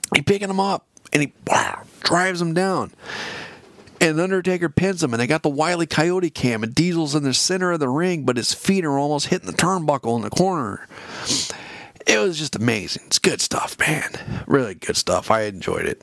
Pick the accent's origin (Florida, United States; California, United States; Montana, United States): California, United States; available to me here in California